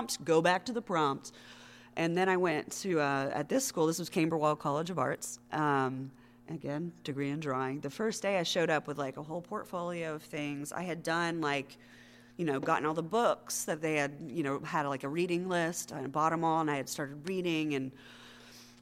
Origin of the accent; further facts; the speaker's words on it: Knoxville, Tennessee, United States; moved away as an adult; also born or lived in North Carolina; I moved for the first time in my life out of my hometown of Knoxville, Tennessee, with my husband